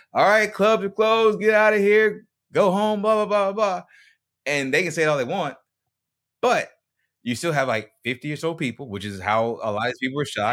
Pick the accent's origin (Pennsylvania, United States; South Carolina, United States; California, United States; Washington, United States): South Carolina, United States; Greenville; now in Tampa, United States; my hometown is Green, is Greenville, South Carolina